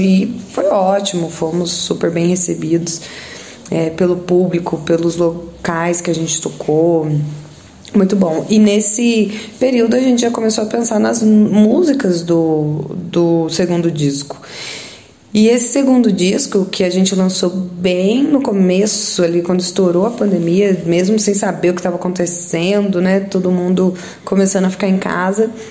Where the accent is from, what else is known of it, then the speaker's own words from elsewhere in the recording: Santa Rita do Sapucaí, Minas Gerais, Brazil; Nós somos aqui do sul de Minas. Eu e o guitarrista, nós moramos em Santa Rita do Sapucaí